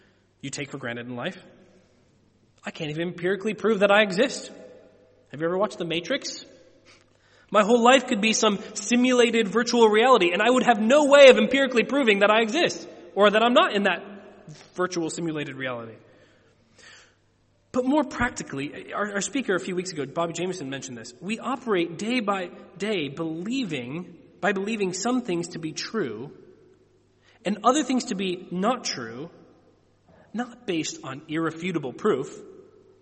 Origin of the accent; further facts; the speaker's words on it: United States; moved away; I'm an American. I'm sure my accent gives me away.